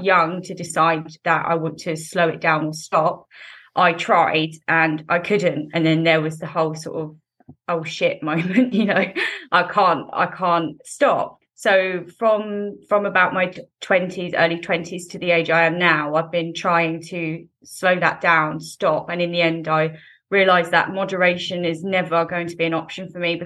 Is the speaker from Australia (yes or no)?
no; England, United Kingdom; So I live in England. So I grew up in England and I'm 26 years old.